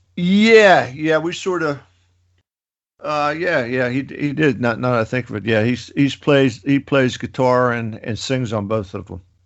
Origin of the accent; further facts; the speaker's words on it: Pittsburgh, Pennsylvania, United States; I'm from Pittsburgh